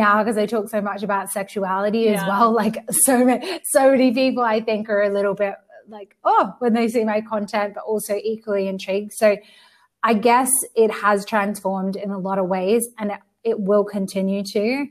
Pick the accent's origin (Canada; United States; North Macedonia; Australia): Australia; also born or lived in United Kingdom; now in Spain; I'm from Australia, but I've lived in the UK before I moved to Spain.